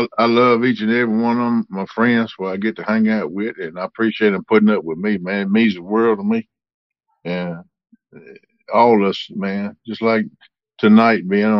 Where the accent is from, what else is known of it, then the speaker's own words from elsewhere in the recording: South Central Virginia, United States; I'm from South Central Virginia. I'm about 30 minutes from Bluestone Landing at Kerr Lake. Bugs Island, us locals call it.